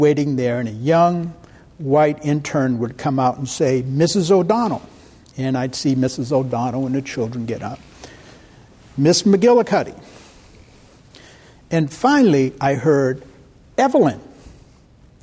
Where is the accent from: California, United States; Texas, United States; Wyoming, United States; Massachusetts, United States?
Massachusetts, United States; Boston; moved away as an adult; I was born and raised in Roxbury, Massachusetts. It's part of Boston.